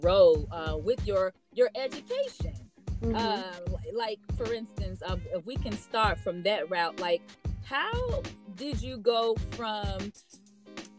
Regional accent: Chicago, Illinois, United States; I'm originally from Chicago

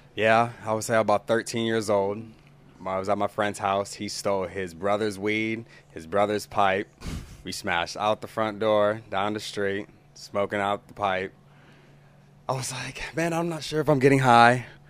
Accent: Tulsa, Oklahoma, United States; also born or lived in Owasso, Oklahoma; I grew up here in Tulsa

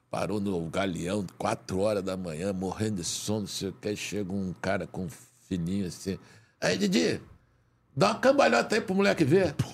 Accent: Rio de Janeiro, Brazil; Ah, não, não, a gente é do Rio de Janeiro, não tem problema nenhum.

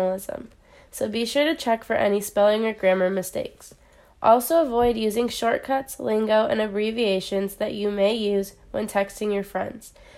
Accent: San Diego, California, United States; I am originally from San Diego, California

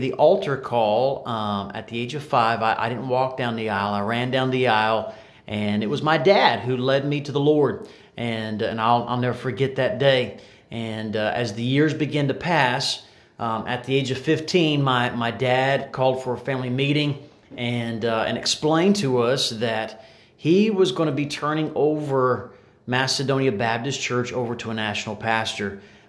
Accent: Bahamas; Well, like I said, I grew up in the Bahamas. You know, it was amazing there. It was definitely paradise. We didn't have cruise ships. We had fishing boats, and we didn't have tourists on our island.

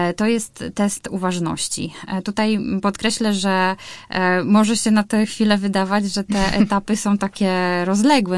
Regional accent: Białogard, West Pomeranian Voivodeship, Poland; also born or lived in Szczecin; now in Warsaw, Poland; pochodzę z Białogardu, e, czyli to jest około 150 kilometrów od Szczecina

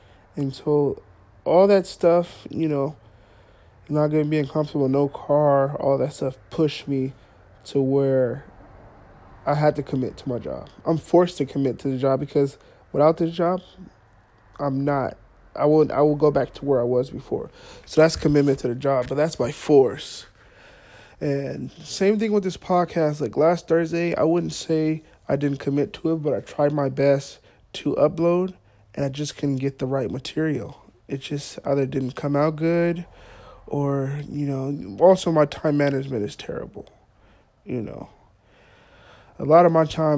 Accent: Fresno, California, United States; started doing schooling here in Fresno

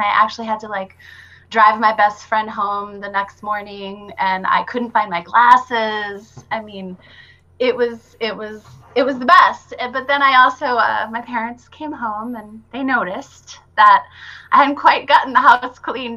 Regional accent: Brookings, South Dakota, United States; I grew up in Brookings, South Dakota

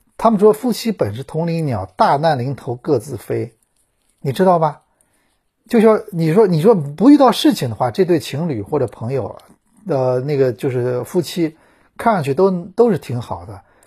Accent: China; 我们中国人

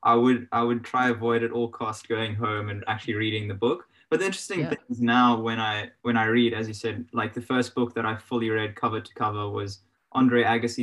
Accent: Zimbabwe; now in Australia; I guess I felt it when I came from Zimbabwe to Australia originally. Yeah. And then that sort of came through. And I definitely had like, I felt like I had a bit of a chip on my shoulder, like, oh, you've got a different accent.

